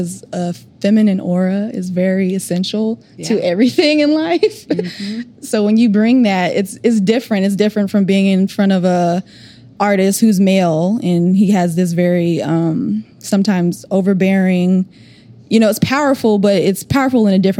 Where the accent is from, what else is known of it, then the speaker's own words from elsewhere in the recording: Oklahoma, United States; I'm from Oklahoma.